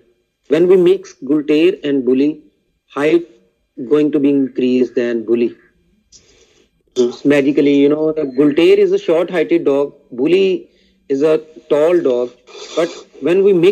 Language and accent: English; Pakistan; from Pakistan